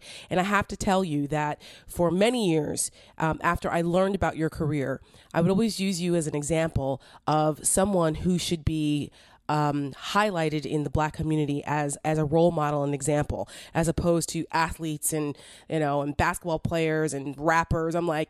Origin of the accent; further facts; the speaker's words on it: New Jersey, United States; now in Virginia, United States; I'm from New Jersey, so I'm a Jersey girl. It was a very different experience for me growing up. I mean, I'm only 43